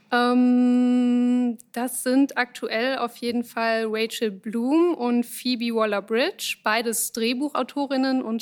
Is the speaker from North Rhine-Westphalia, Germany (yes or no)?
yes; Winterberg, North Rhine-Westphalia, Germany; born there; now in Düsseldorf, Germany; Ah, geboren in Winterberg. Wohnhaft in Düsseldorf.